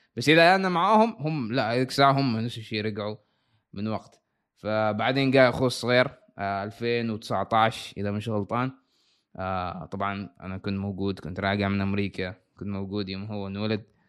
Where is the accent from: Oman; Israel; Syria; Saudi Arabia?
Oman; Salalah, Dhofar; moved away as an adult; now in United States; أنا مولود في صلالة، أنا من صلالة، عايش في صلالة.